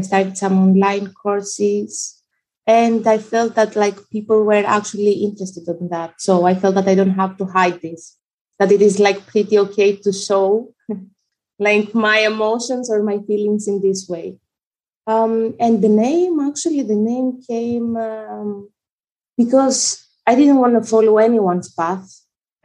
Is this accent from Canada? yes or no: no; Greece; also born or lived in Albania; now in Netherlands; I was born in Albania and raised in Greece, currently living in the Netherlands.